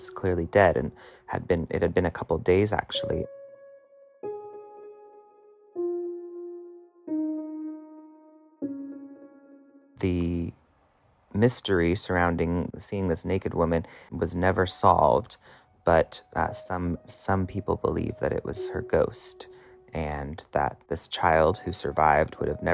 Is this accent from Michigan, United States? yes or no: no; Pollock Pines, California, United States; Sly Park Boulevard in Pollock Pines, this is up in the Sierra Nevada mountain range where I grew up